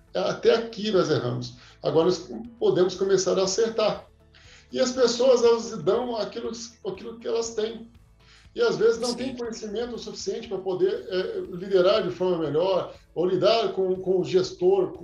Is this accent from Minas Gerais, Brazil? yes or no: yes; Três Corações, Minas Gerais, Brazil; moved away as an adult; also born or lived in Anápolis / Aparecida de Goiânia; now in Goiânia, Brazil; Eu sou, eu sou de Minas, sou mineiro, sou de Três Corações, terra do Pelé